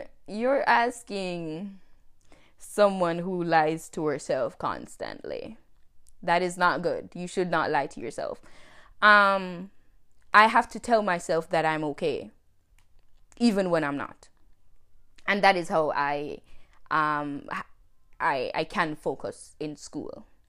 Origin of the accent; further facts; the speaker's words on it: Jamaica; moved away as an adult; now in United States; I am Jamaican. I was born and raised in Jamaica, but I left Jamaica in two thousand nineteen